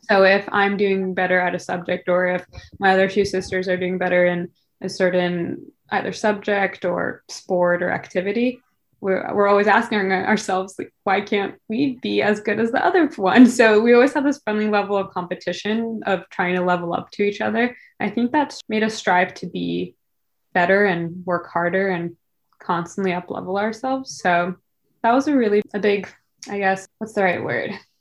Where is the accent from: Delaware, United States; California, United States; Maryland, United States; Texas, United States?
California, United States; Silicon Valley; we grew up in Silicon Valley.